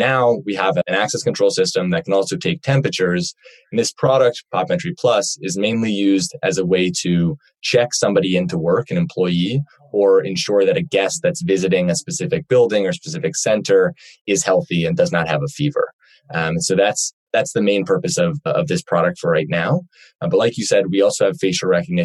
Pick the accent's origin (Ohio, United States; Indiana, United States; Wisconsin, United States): Ohio, United States; Cleveland; moved away as an adult; now in Los Angeles, United States; I'm from Cleveland, Ohio, originally. I moved out to Los Angeles for school